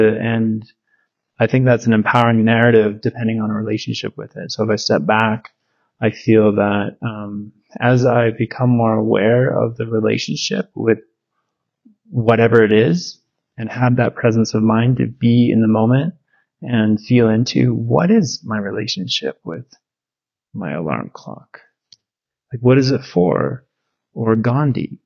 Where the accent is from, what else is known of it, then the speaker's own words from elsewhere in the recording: Victoria, British Columbia, Canada; also born or lived in North Vancouver; I was from Victoria, BC, Canada. Born in North Vancouver